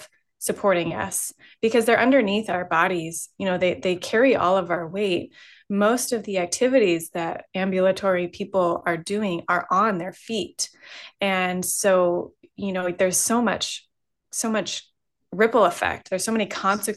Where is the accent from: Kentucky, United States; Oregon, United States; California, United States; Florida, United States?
California, United States; I grew up in California